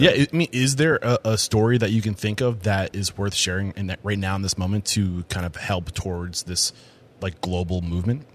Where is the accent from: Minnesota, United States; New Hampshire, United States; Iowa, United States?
New Hampshire, United States; Exeter; growing up in New Hampshire